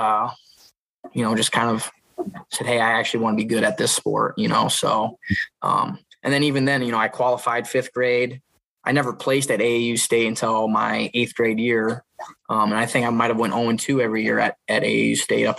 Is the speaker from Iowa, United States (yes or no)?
yes; Epworth, Iowa, United States; also born or lived in Dubuque, Iowa; So just growing up in Dubuque, my dad had a little tumbling mat, and he'd have, you know, me and the brothers wrestle out in the living room on the mat. And then when we moved out to Epworth in the country